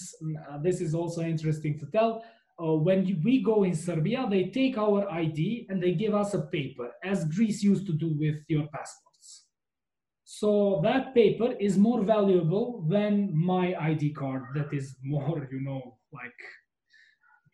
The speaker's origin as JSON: {"language": "English", "country": "Kosovo", "said": "I'm from Kosovo and I'm there"}